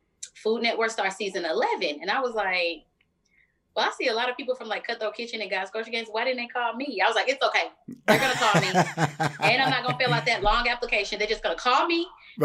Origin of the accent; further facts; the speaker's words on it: Philadelphia, Pennsylvania, United States; accent: country twang; So, you know, I talk a little different. I got a country twang. I'm from Philly, but Atlanta is all up inside of me.